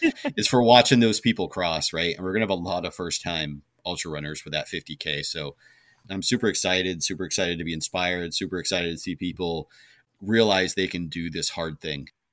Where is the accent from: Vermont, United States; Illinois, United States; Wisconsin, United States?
Vermont, United States; moved away; growing up in Vermont